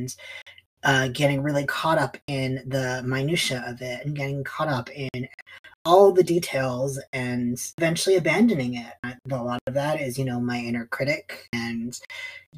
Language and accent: English; East Coast, United States; now in Portland, United States; I am living in Portland, Oregon. I'm originally from the East Coast.